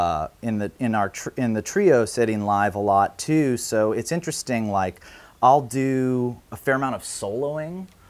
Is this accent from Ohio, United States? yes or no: yes; Ohio, United States; my hometown in Ohio